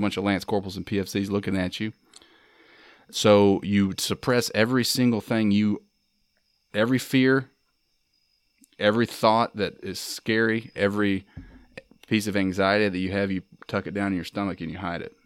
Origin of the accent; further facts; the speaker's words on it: Mississippi, United States; proud of being from Mississippi, I'm proud of being American